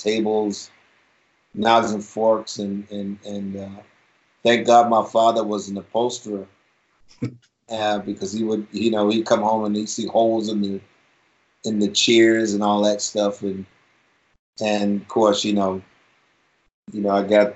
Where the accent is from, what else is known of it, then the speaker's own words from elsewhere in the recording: Baltimore, Maryland, United States; I was born and raised right here in Baltimore, right on the east side of Baltimore